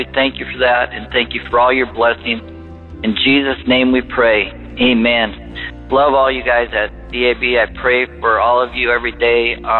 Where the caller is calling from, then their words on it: Arkansas, United States; I'm calling from Arkansas.